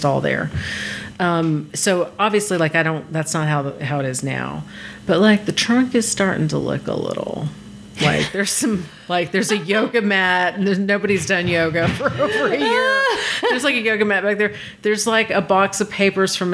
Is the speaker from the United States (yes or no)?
yes; Texas, United States; now in Los Angeles, United States; Well, I'm from Texas